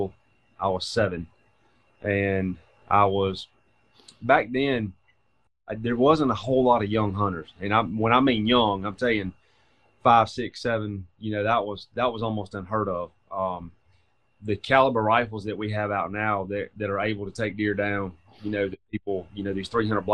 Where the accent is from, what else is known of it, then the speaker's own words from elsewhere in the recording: Thompson, Georgia, United States; also born or lived in Macon, Georgia; from a little town of Thompson, Georgia, in McDuffie County